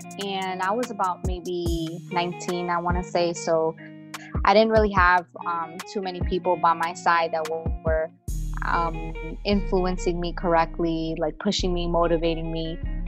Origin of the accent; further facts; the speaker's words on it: New Jersey, United States; Yes, I am from Bergen County, New Jersey.